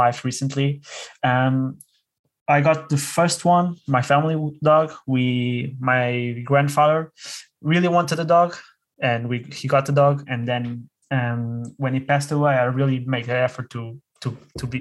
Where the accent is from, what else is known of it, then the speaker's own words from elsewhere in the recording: Lisbon, Portugal; now in Porto, Portugal; I'm originally from Lisbon. I'm currently living in Porto